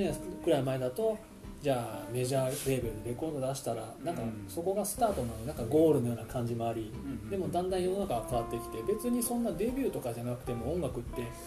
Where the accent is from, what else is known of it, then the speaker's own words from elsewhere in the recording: Suzuka, Mie, Japan; also born or lived in Tokyo; now in Furukawa, Japan; 僕は三重の鈴鹿が地元